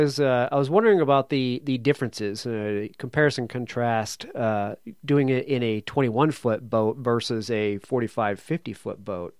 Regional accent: New England, United States; I'm from New England.

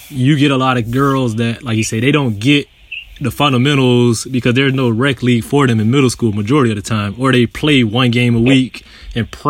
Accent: Plant City, Florida, United States; I grew up in Plant City

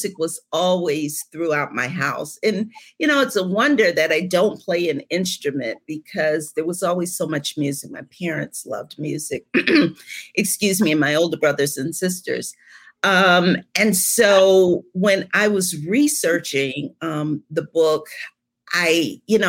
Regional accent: Cleveland, Ohio, United States; now in Georgia, United States; I'm originally from Cleveland

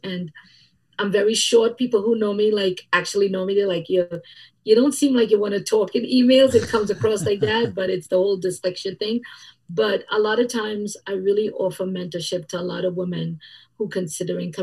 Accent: Trinidad & Tobago; now in United States; The way I grew up in Trinidad and Tobago and the way that we are, it's a little bit different

